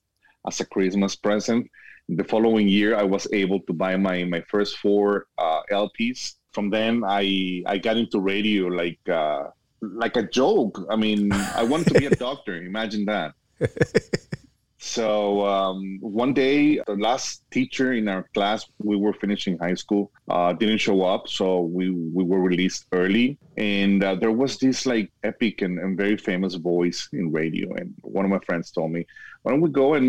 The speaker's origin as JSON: {"language": "English", "town": "Guadalajara", "region": "Jalisco", "country": "Mexico", "tie": "born or raised there", "also_born_or_lived": "Miami, Florida", "moved": "as an adult", "lives_now": "El Paso, United States", "said": "I was born and raised in Guadalajara, Mexico, but now I'm living in El Paso, Texas."}